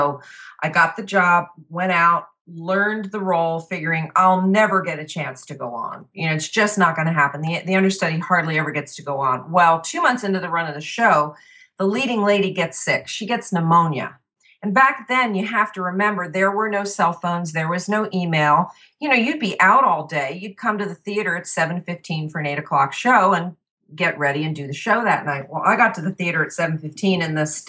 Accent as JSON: {"language": "English", "region": "New Jersey", "country": "United States", "tie": "born or raised there", "said": "I grew up in New Jersey, which is nothing like the TV show Jersey Shore"}